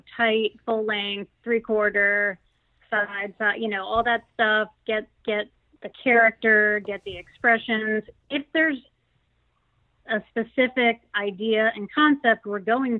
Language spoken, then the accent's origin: English; Houston, Texas, United States; I grew up in Houston, Texas